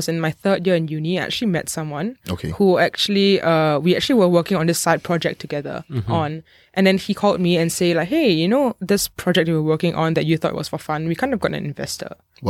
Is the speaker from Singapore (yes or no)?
yes; Singapore; moved away as an adult; now in Hong Kong; So I was actually born in Singapore. Okay. I am Singaporean. My mom's from Singapore. Okay. So I was born here and then we went over to Hong Kong for a bit. And then I came back to Singapore from primary school onwards.